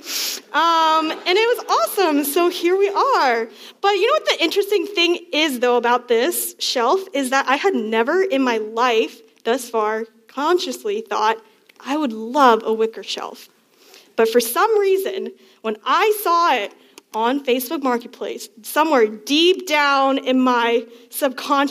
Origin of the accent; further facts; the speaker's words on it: Northern Virginia, United States; I'm from Northern Virginia